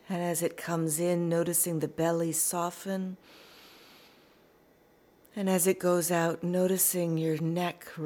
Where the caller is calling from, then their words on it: Sheffield, Yorkshire and the Humber, United Kingdom; I'm coming from Burngreave, which is an area in the middle of Sheffield in the UK.